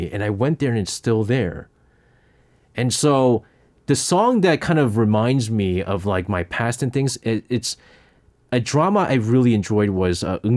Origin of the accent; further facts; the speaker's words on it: South Korea; Because that was I was when I was growing up in Korea, you know